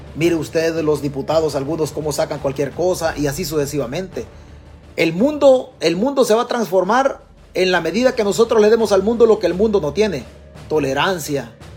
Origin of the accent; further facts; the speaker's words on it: Chalatenango, El Salvador; moved away; De nuestro pueblo, de nuestro pueblo en Chalatenango